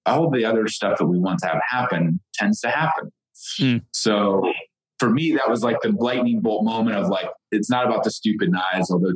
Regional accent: Ohio, United States; I grew up in the Midwest. I didn't grow up with, you know, knowing what a referral was or what an entrepreneur was, or like I grew up milking goats every morning in Ohio on a farm

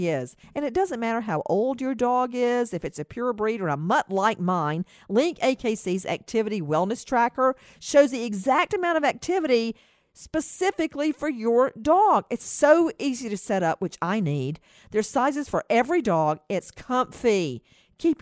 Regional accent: Macon, Georgia, United States; my hometown, Macon, Georgia

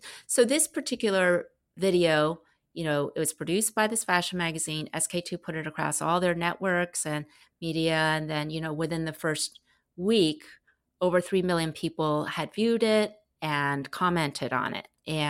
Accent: United States; And I was like, I'm from America and we don't really memorize things, especially in a different language than the language we grew up in.

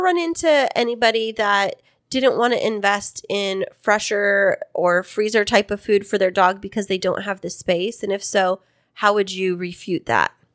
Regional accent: Central Valley of California, United States; I am from the Central Valley of California

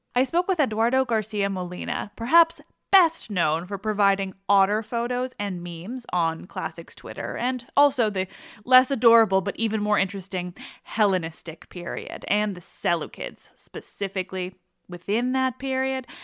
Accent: Quebec, Canada; I grew up in a French family, and I'm from Quebec, but like I barely speak French

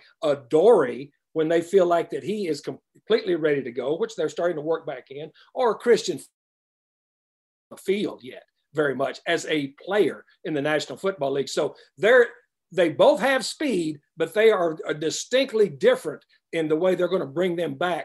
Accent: West Texas, United States; I grew up in West Texas

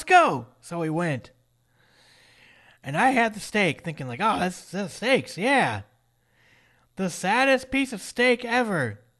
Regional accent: Minnesota, United States; now in North Carolina, United States; I grew up in Minnesota.

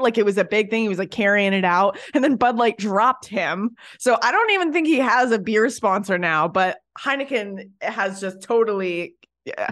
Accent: Canada; I'm Canadian

